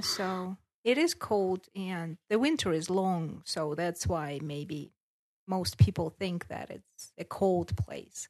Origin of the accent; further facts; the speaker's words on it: Siberia, Russia; English is a second language; moved away as an adult; now in North Caucasus, Russia; I am originally from Siberia. I was born there